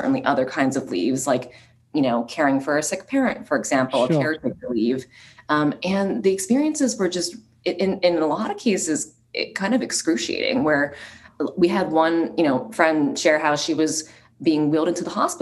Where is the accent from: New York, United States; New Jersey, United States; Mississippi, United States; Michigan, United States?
New Jersey, United States; my background personally is I grew up in New Jersey